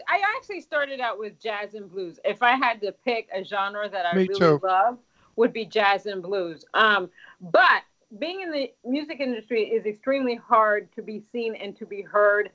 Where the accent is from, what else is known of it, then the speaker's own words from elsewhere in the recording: Washington, District of Columbia, United States; I was born in America, in Washington, D.C., but my parents were born in Haiti